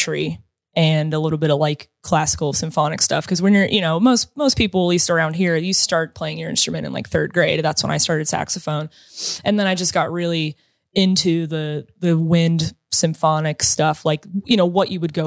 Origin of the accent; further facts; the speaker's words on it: Pittsburgh, Pennsylvania, United States; also born or lived in Ohio; I grew up in the South Hills